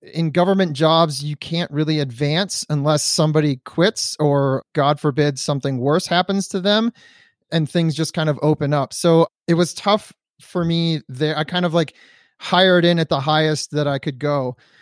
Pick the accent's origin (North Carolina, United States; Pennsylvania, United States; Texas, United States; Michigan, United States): Michigan, United States; Detroit; now in California, United States; I'm from Detroit, Michigan, so being in California in wintertime means you don't have to shovel snow